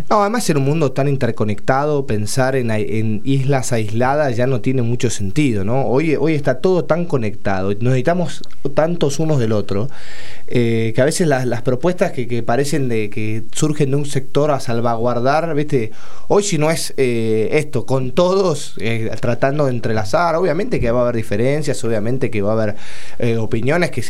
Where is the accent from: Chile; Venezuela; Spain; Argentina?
Argentina; no hay River, no hay Boca, no hay nada, somos todos argentinos empujando para un mismo lado.